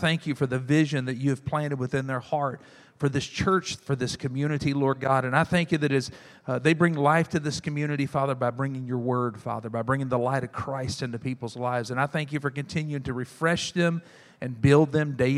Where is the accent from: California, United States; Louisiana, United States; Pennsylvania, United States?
Louisiana, United States; South; I'm from South Louisiana